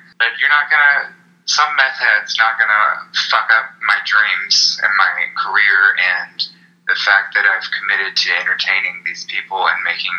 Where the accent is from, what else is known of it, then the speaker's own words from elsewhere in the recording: Charlotte, North Carolina, United States; now in Austin, United States; I am not from Austin originally. I've been in Austin for 4 years.